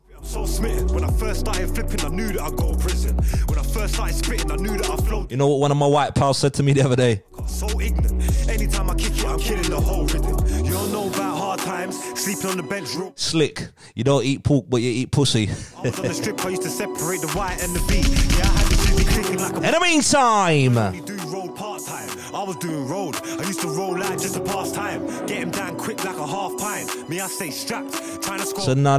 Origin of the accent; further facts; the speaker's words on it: London, United Kingdom; I'm from London